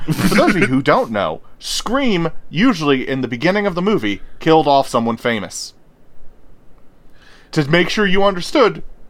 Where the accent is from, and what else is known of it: United States